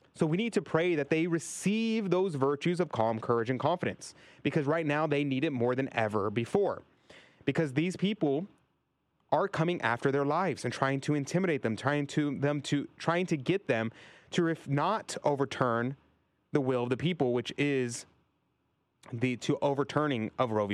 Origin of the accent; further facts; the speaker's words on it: Texas, United States; my home state of Texas